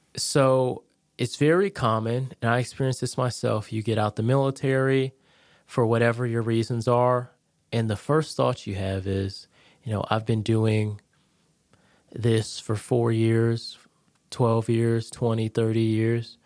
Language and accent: English; Connecticut, United States; moved away as an adult; now in Jacksonville, United States; I'm originally from Connecticut, born and raised